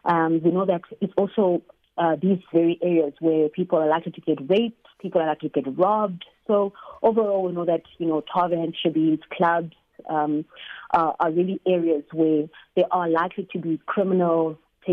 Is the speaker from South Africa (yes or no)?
yes; Katlehong, Gauteng, South Africa; Katlehong, which also happened to be my hometown.